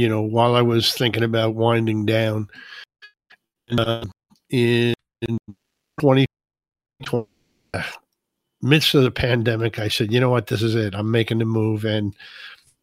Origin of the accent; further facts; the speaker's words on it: New Jersey, United States; moved away as an adult; also born or lived in New Hampshire / North Carolina; now in Maine, United States; I was born right here in Maine. My dad was in the Navy up here. And when he was discharged, we moved to New Jersey, which was where I was raised